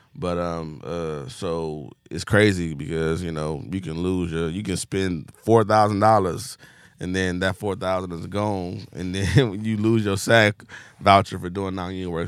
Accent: Compton, California, United States; I was from Compton

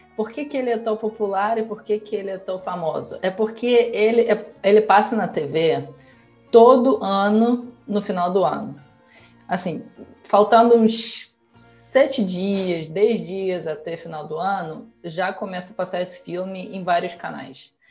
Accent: Russia; Portuguese is a second language; now in Brazil; na Rússia, em geral, a gente não tem a ah, cultura de legendar os filmes

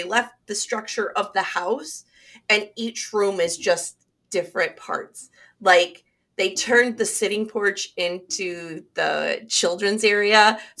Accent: Nichols, United States; moved away; my hometown library in Nichols, back where I grew up.

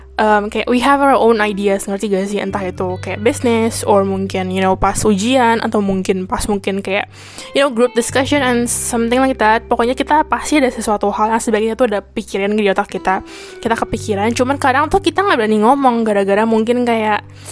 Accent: Indonesia; now in Taiwan; kita sebagai orang Indo

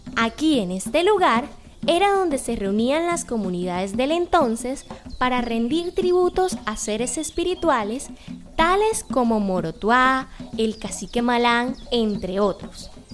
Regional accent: Malambo, Atlántico, Colombia

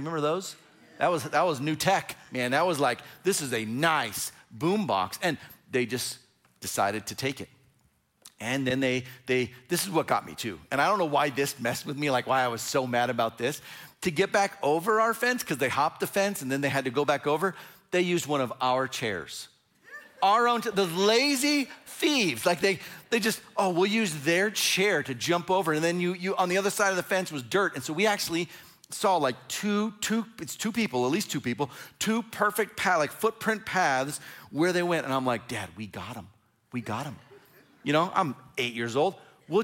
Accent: Fresno, California, United States; So I grew up in Fresno, California, and I didn't actually live in Fresno.

